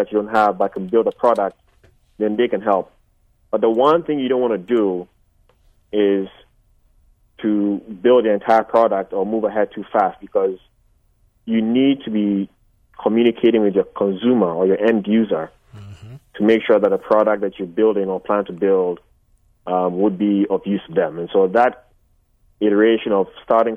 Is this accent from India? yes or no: no; Ghana; now in United States; I'm Ghanaian.